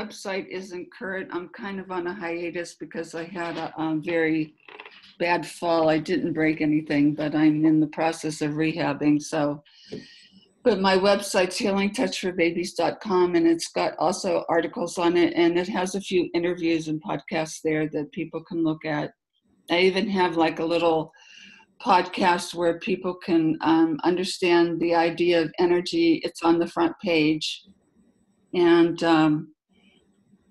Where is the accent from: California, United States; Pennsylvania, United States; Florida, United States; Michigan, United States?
Pennsylvania, United States; Pittsburgh; moved away; I'm originally from Pittsburgh